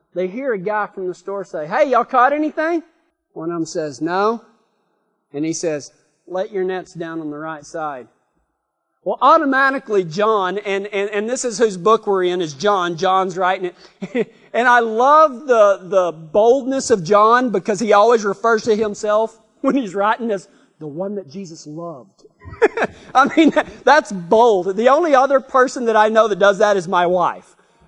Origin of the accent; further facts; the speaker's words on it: Texas, United States; accent: Texas; My Texas accent comes out whenever I start telling stories like this